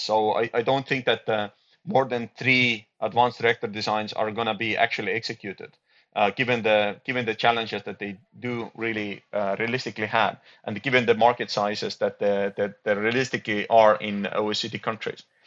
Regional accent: Estonia

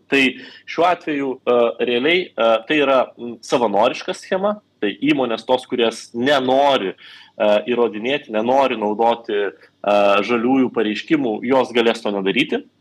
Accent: Vilnius, Vilnius County, Lithuania; mano gimtasis miestas Vilnius

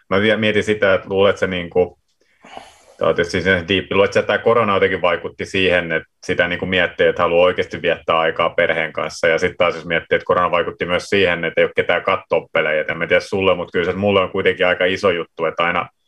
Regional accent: Finland; now in Sweden; mä tulin Suomesta, että mitä tämä foodis merkkaa täällä.

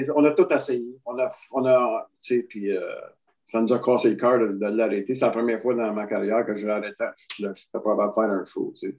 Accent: Quebec, Canada; je suis bien du Québec

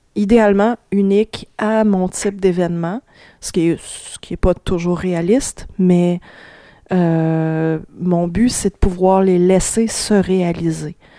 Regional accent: Sherbrooke, Quebec, Canada; je viens de Sherbrooke

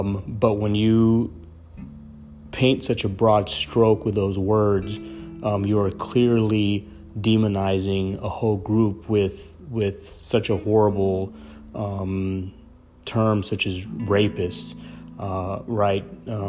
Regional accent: El Paso, Texas, United States; born or raised there

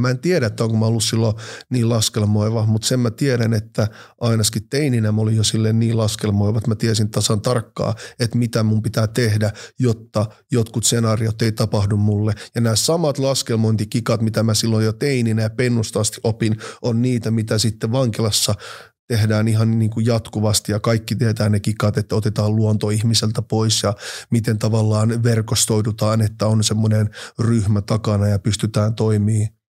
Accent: Finland; first language Finnish; also born or lived in Oulu / Helsinki / Nigeria; mä oon syntynyt Suomessa

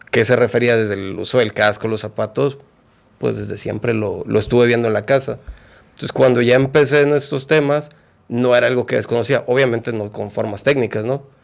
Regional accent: Guadalajara, Jalisco, Mexico; born there; Pues bueno, yo nací en Guadalajara.

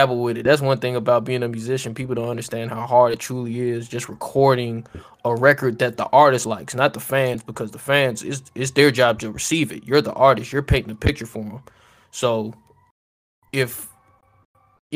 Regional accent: Cleveland, Ohio, United States; moved away; I'm from Cleveland, Ohio. We're just moving down here

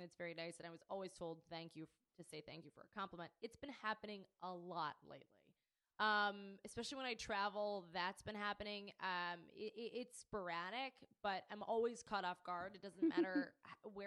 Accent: Pittsburgh, Pennsylvania, United States; growing up in Pittsburgh, Carnegie Mellon, Pittsburgh Playhouse, and the Conservatory Theater

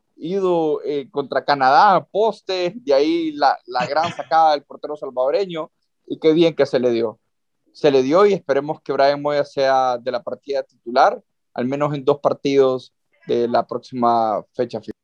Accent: Honduras; nosotros como hondureños

